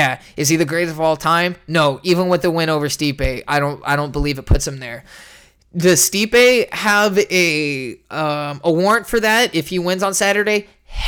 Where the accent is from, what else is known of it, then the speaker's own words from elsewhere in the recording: San Jose, California, United States; Born and raised in San Jose.